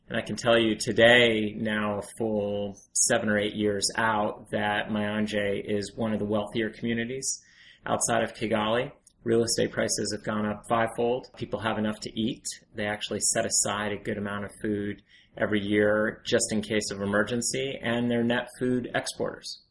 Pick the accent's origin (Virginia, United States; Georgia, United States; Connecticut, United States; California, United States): Connecticut, United States; Ridgefield; moved away as an adult; also born or lived in Rwanda; I was a nerdy teenager growing up in Ridgefield, Connecticut